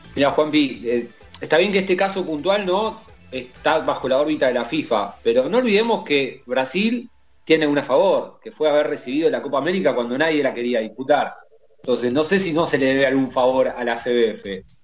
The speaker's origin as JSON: {"language": "Spanish", "country": "Argentina", "said": "a nosotros como argentinos"}